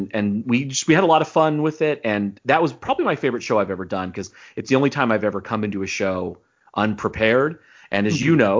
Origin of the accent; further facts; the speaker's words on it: east of Los Angeles, California, United States; now in Arizona, United States; Like most people in Arizona, I was born in California. So I was born in east of LA. I was literally born right on the fault line.